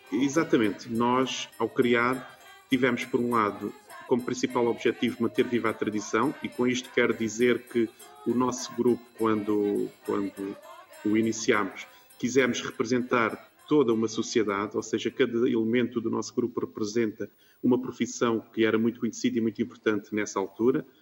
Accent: Algarve, Portugal; nós que somos do Algarve

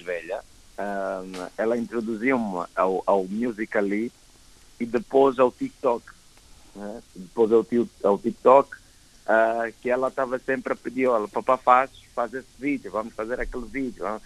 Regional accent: Angola; eu sou angolano

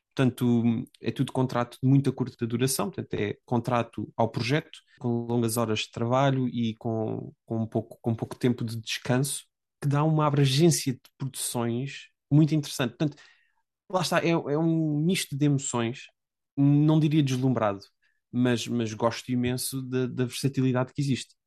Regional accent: Portugal; moved away as an adult; now in England, United Kingdom; A única razão pela qual eu saí de Portugal foi derivado ao mestrado que tirei

